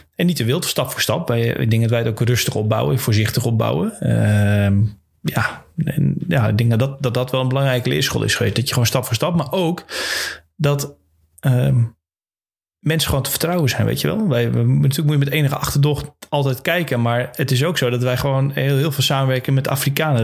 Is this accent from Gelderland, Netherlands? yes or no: no; Friesland, Netherlands; We komen altijd uit Friesland